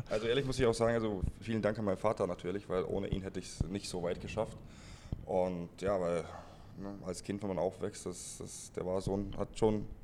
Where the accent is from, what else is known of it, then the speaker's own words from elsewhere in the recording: Ebersberg, Bavaria, Germany; born there; Äh, Ebersberg ist in der Nähe von München, in Bayern ist es.